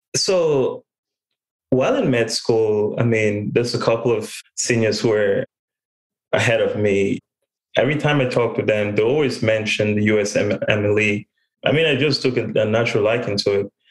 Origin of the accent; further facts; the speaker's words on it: Cameroon; moved away as an adult; also born or lived in Texas; now in United States; I was born and raised in Cameroon